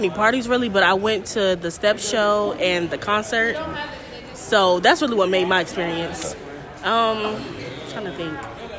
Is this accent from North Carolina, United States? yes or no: yes; Charlotte, North Carolina, United States; I'm from Charlotte, and I'm a criminal justice major, class of 25.